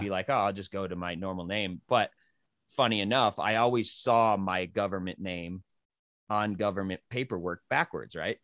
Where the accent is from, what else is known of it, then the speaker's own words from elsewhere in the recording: New Mexico, United States; moved away as an adult; also born or lived in Western New York / Colorado; I came from New Mexico